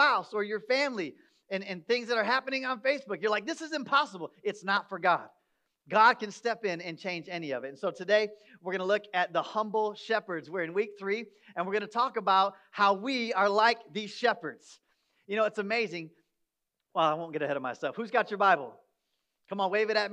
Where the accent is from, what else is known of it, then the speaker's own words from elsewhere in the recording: Michigan, United States; moved away as an adult; also born or lived in upstate New York; now in Texas, United States; I grew up in Michigan. I spent the first 33 years of my life between Michigan and upstate New York.